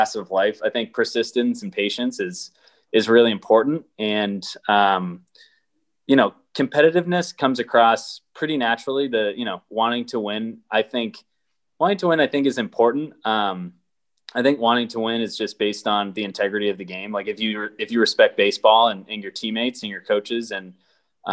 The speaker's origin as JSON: {"language": "English", "town": "Boston", "region": "Massachusetts", "country": "United States", "tie": "born or raised there", "said": "I grew up in Boston"}